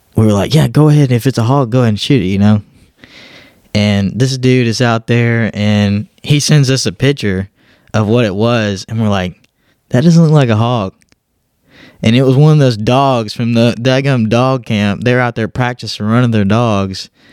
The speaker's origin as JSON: {"language": "English", "region": "Southeast Texas", "country": "United States", "tie": "born or raised there", "moved": "as an adult", "lives_now": "Georgia, United States", "said": "me growing up in Southeast Texas"}